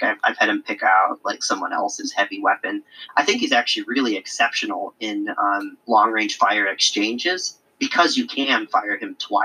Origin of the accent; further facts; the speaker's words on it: Illinois, United States; moved away; I'm originally from Illinois. Schaumburg, where Adepticon is held, is not too far from where I lived for a really, really long time